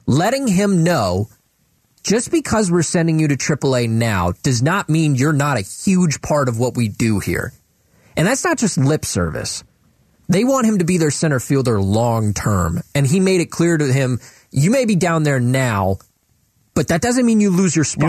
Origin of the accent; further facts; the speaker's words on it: Cleveland, Ohio, United States; I grew up in Cleveland